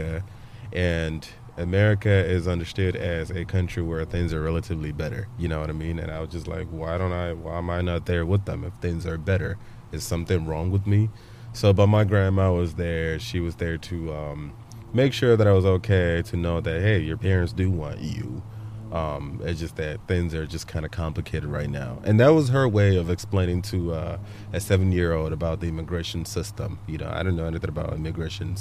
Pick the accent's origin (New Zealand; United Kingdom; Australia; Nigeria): Nigeria; Aba, Abia; now in United States; I was born in a city called Aba. Aba is a city township in Abia State in the southeastern